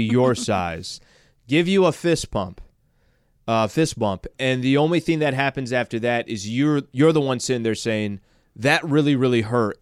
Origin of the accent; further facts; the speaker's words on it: San Diego, California, United States; I grew up in San Diego